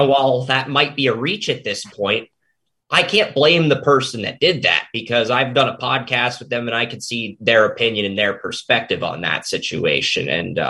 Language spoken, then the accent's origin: English; Tennessee, United States; I'm sorry to do this to my hometown city. It's just, I think Tennessee just has